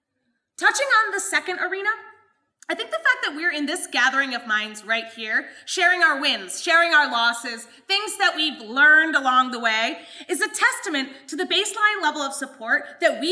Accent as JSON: {"language": "English", "area": "Madison County", "region": "New York", "country": "United States", "said": "Madison County, the region where I'm actually from"}